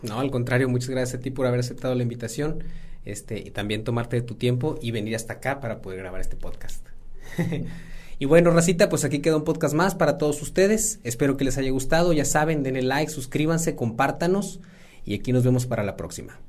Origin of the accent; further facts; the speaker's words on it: San Buenaventura, Coahuila, Mexico; Yo soy de San Buena